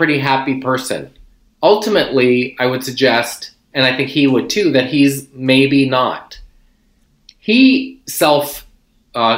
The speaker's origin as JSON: {"language": "English", "area": "outside of Charlottetown", "region": "Prince Edward Island", "country": "Canada", "tie": "born or raised there", "said": "I grew up in Prince Edward Island, outside of Charlottetown."}